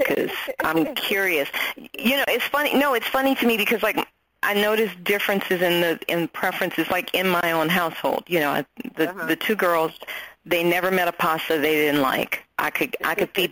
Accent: New Orleans, Louisiana, United States; moved away as an adult; now in Atlanta, United States; I'm originally from New Orleans

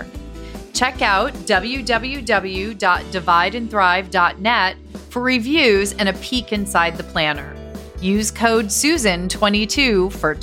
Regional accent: Connecticut, United States; my home state of Connecticut

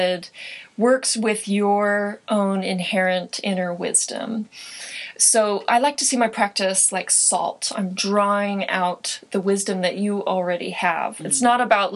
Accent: Joshua Tree, California, United States; moved away; also born or lived in San Francisco, California; I hail from Joshua Tree, California, which is a small desert town

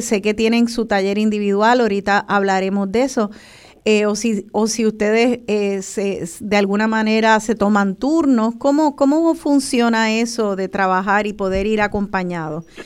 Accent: Puerto Rico; como lo somos los puertorriqueños de la familia boricua

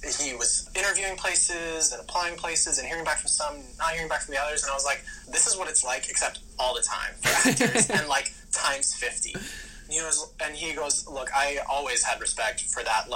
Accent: North Brunswick, New Jersey, United States; also born or lived in Mississauga, Ontario, Canada; We moved from there to North Brunswick, New Jersey when I was 2 and my brother was 4

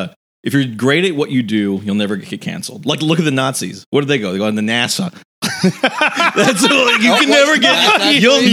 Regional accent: Texas, United States; born or raised there; also born or lived in Canada

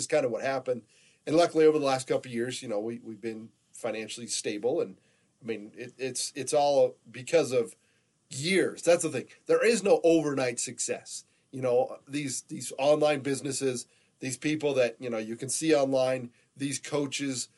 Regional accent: Pahrump, Nevada, United States; I grew up down in the Las Vegas area. We were over the hump in Pahrump

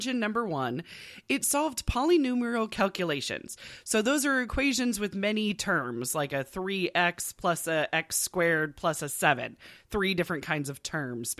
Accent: United States; we're American and not British

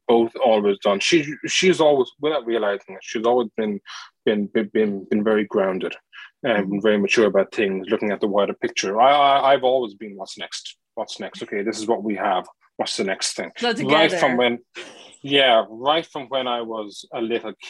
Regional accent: Ireland; I'm Irish.

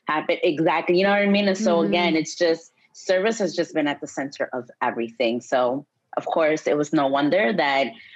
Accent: New York, United States; I'm Dominican American, you know, grew up poor, working class, immigrant household, immigrant community in Washington Heights here in New York

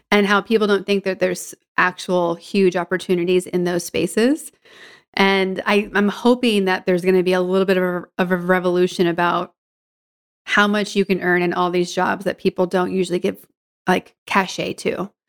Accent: Auburn, Maine, United States; also born or lived in San Francisco Bay Area, California; now in Berkeley, United States; I grew up in Auburn, Maine, just off mm-hmm. the 95.

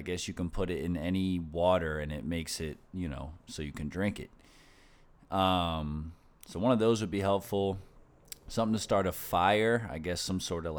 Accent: Philadelphia, Pennsylvania, United States; born there; I was born up near the Philadelphia area, so I root for the Phillies, I root for the Flyers.

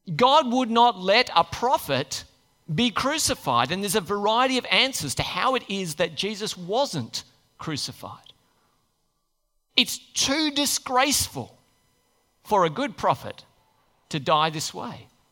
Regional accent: Australia; We just don't take things very seriously here

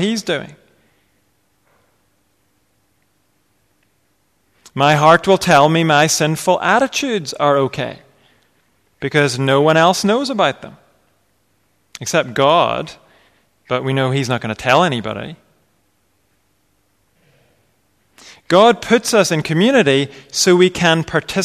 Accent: England, United Kingdom; we're English

